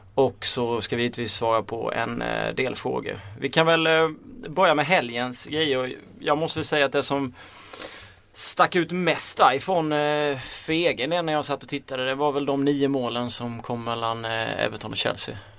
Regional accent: Småland, Sweden; accent: Småländska; min småländska stämma

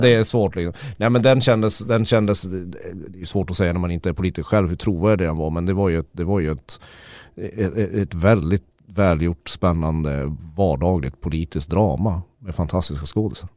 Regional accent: Sweden; som svensk

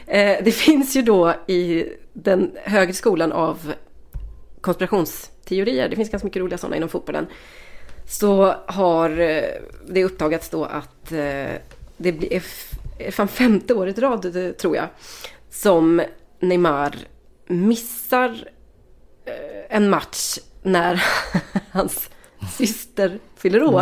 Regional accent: Västergötland, Västra Götaland, Sweden; vi är tre västgötar

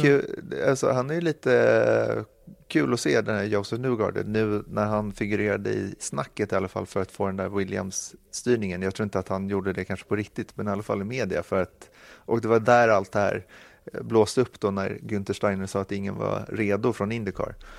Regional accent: Sweden; Man kände sig väldigt, väldigt stolt som svensk

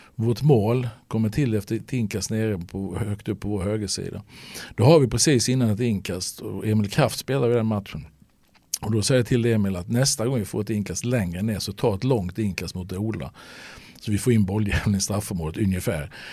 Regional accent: Halmstad, Halland County, Sweden; born or raised there

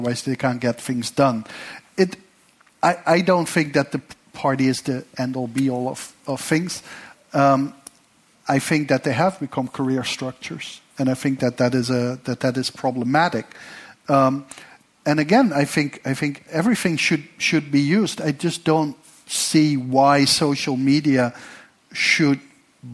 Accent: Netherlands; I come from the Netherlands

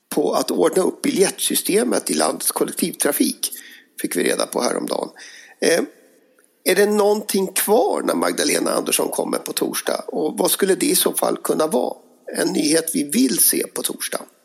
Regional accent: Dalarna County, Sweden; mina hemtrakter i, i Dalarna

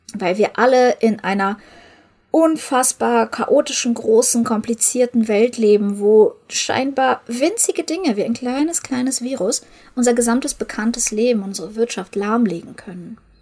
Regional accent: Ukraine; moved away; Ich komme ja aus der Ukraine

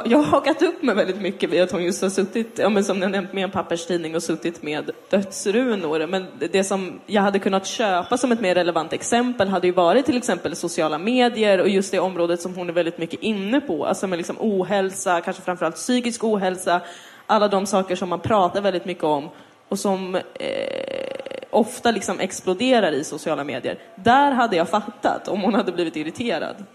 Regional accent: Täby, Stockholm County, Sweden; Jag har bott i Täby. Jag har vuxit upp i Täby.

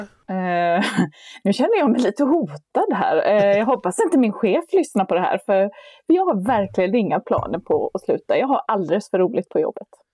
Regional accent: Kalmar, Kalmar County, Sweden; jag tittade väl på filmerna och läste någon Bamsebok hemma i Kalmar

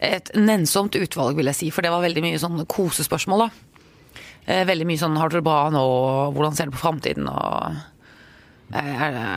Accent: Norway; Jeg er trygg, jeg er norsk.

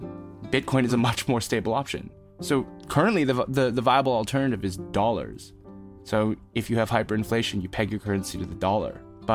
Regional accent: New York City, New York, United States; accent: American; moved away as an adult; also born or lived in China; I was born in New York City, and for those who've been in New York, 21st and 3rd Gramercy Park

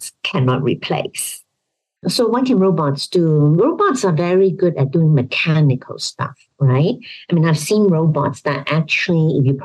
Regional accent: Hong Kong; I come from Hong Kong

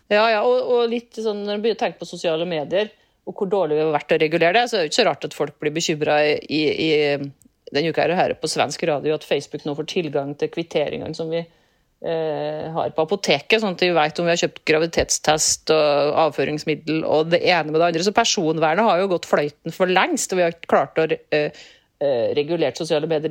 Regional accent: Rindal, Trøndelag, Norway; moved away; hjemkommunen min Rindal

